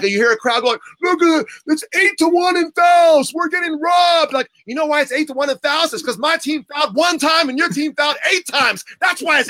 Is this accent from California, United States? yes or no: yes; San Diego, California, United States; I was born and raised in San Diego